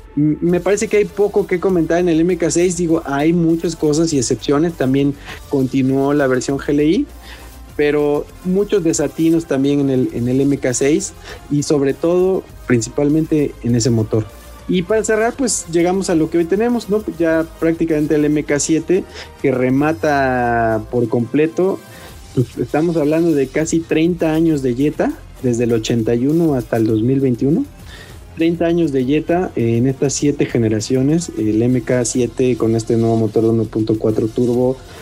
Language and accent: Spanish; Mexico